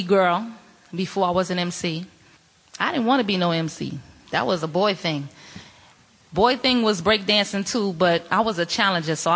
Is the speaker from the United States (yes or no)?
yes; New York City, New York, United States; I grew up in the largest housing project in the world, which is Queensbridge Public Housing